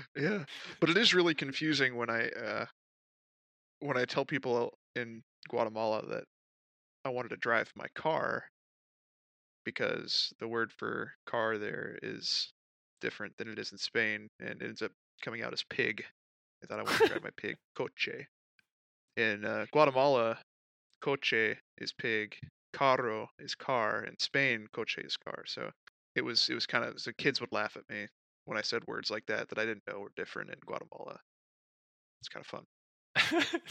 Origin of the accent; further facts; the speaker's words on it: United States; as an American